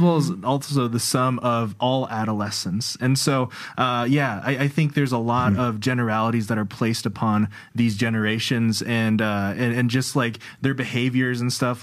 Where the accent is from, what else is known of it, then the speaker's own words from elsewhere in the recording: Iowa, United States; growing up in Iowa